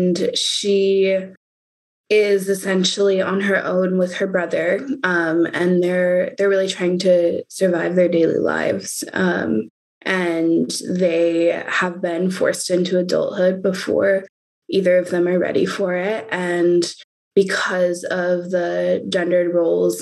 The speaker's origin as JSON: {"language": "English", "town": "Oakland", "region": "California", "country": "United States", "said": "I'm from Oakland, California."}